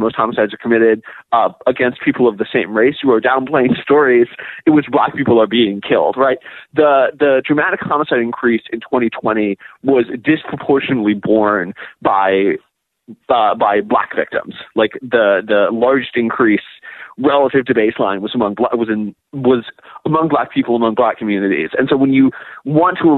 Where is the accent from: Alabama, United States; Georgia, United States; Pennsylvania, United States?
Pennsylvania, United States; Pittsburgh; I'm from Pittsburgh